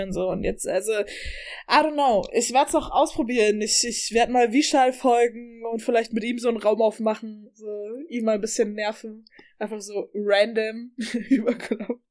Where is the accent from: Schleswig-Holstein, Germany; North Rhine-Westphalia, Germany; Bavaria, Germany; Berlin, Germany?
Bavaria, Germany; Upper Palatinate; ich komme aus der Oberpfalz, wir haben heute beide ein bisschen Dialekt rausgehalten